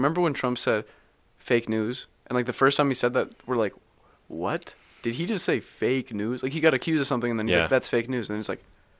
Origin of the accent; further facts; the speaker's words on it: Canada; I'm Canadian.